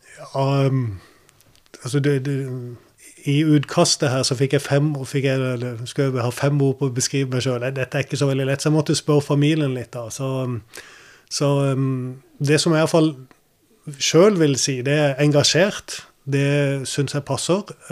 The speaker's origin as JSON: {"language": "Norwegian", "town": "Kristiansand", "region": "Agder", "country": "Norway", "tie": "born or raised there", "also_born_or_lived": "United States", "said": "jeg var bare ni eller ti år når, eh, når, det ble bygd her. Men vi flytta fra USA. Og da gikk jeg på Vardåsen skole"}